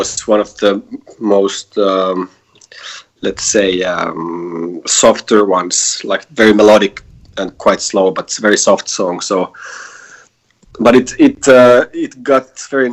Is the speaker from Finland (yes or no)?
yes; Helsinki, Uusimaa, Finland; we are four guys from Helsinki